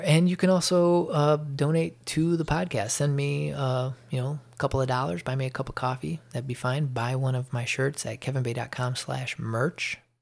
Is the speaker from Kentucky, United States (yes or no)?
no; Chicago, Illinois, United States; moved away as an adult; now in Georgia, United States; I'm from the Chicago area